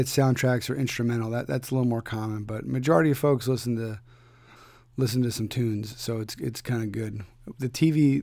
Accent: Philadelphia, Pennsylvania, United States; I'm from Philadelphia

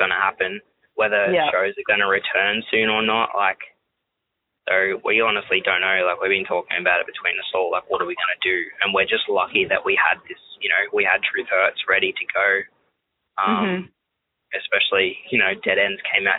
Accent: Australia; Especially being Australian.

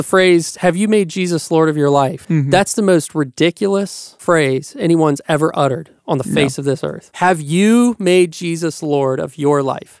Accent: Appalachia, United States; I'm Appalachian

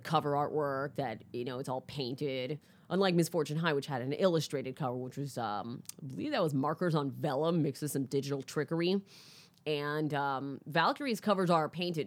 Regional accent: Orlando, Florida, United States; also born or lived in Bronx, New York; I grew up in, uh, Florida

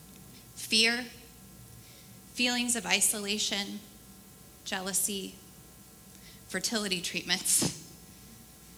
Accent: Portland, Oregon, United States; I grew up in the Portland area

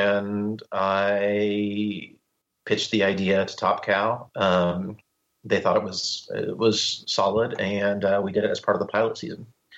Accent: Midwest, United States; I'm from the Midwest, man.

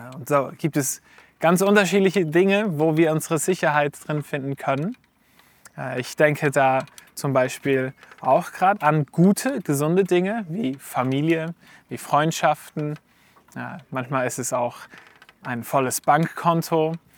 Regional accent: Switzerland; wir als Schweizer in einer individualistischen Gesellschaft sind

